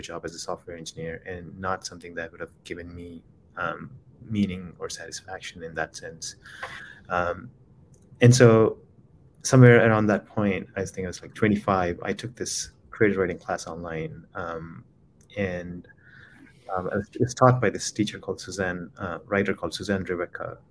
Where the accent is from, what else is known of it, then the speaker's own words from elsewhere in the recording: Khammam, Telangana, India; moved away as an adult; also born or lived in Philadelphia, United States; now in Chicago, United States; I was raised in Khammam, it, it, um, it's about four and a half hours from the city called Hyderabad in South India, and that's where I grew up.